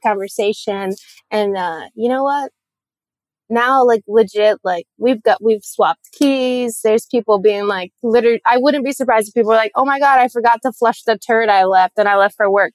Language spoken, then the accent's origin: English; Puerto Rico; moved away; I'm from Puerto Rico